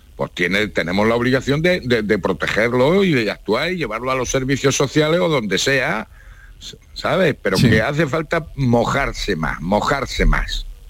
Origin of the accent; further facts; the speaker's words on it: Spain; Soy español